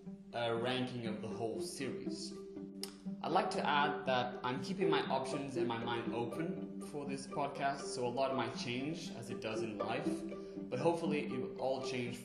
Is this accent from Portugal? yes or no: yes; Portugal; English is a second language; I was born and raised in Portugal